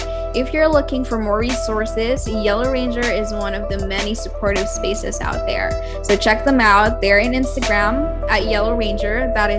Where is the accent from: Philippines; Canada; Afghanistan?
Philippines; as the Filipina who lives here in the Philippines.